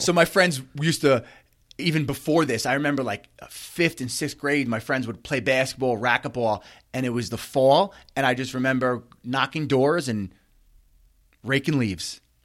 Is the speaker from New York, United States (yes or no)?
yes; Bellmore, Wantagh, Merrick, New York, United States; I grew up in Belmore, Wantaw, Merrick